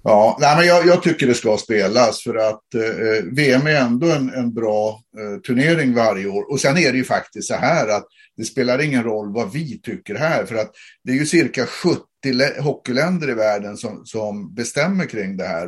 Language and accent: Swedish; Sweden; vi är från Sverige